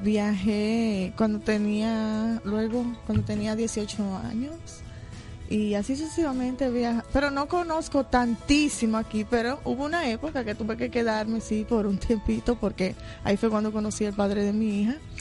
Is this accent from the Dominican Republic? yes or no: yes; Dominican Republic; now in New York, United States; yo soy dominicana